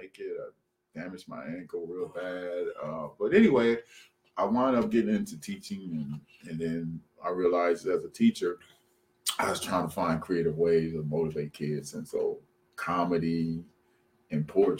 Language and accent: English; Omaha, Nebraska, United States; moved away as an adult; now in Minneapolis, United States; I'm originally from Omaha, but I've been here since 1989.